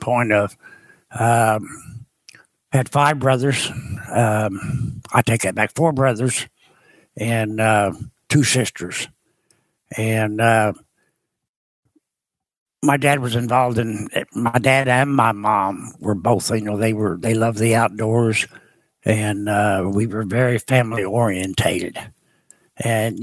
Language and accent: English; Cape Girardeau, Missouri, United States; now in Murphysboro, United States; Cape Girardeau, Missouri is where I was born